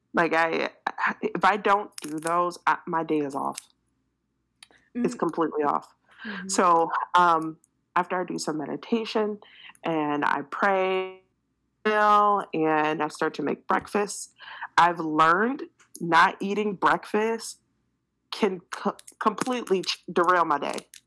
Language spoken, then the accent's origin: English; Detroit, Michigan, United States; moved away as an adult; also born or lived in Japan; now in San Antonio, United States; we had a house in Detroit, Michigan, and that's my hometown